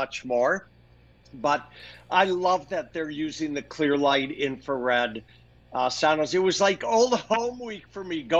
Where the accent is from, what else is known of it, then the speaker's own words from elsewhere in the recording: Minneapolis, Minnesota, United States; now in Arizona, United States; growing up in Minneapolis, even though I'm in Arizona, lived in Scandinavianville.